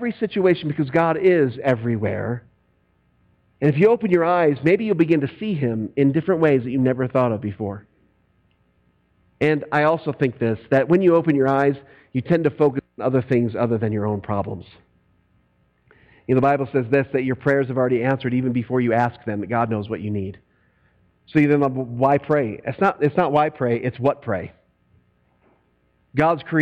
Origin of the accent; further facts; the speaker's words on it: United States; I'm an American